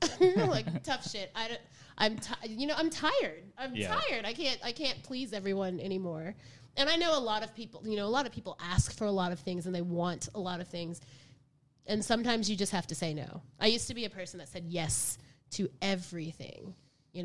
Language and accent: English; the South, United States; growing up in the South and growing up with, you know, restrictive parents and in such a white society